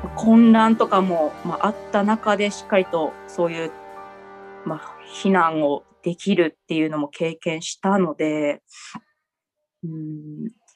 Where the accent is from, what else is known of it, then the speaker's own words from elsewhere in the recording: Niigata, Japan; 私新潟なんですけれども